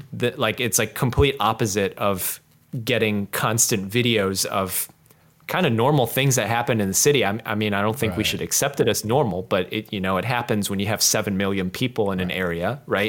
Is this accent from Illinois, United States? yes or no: yes; Chicago, Illinois, United States; I used to volunteer locally in my hometown with police officers